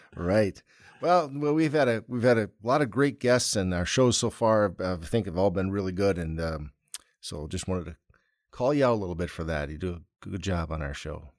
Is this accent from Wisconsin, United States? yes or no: yes; Wisconsin, United States; we're from Wisconsin